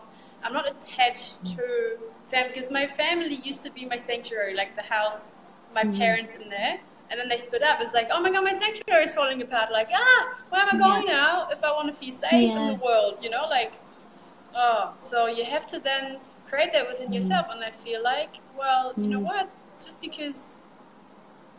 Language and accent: English; Germany; first language German; English is a second language; moved away as an adult; now in Australia; I'm from Germany and I started over there. My story starts in Germany until I packed my stuff and traveled to get overseas.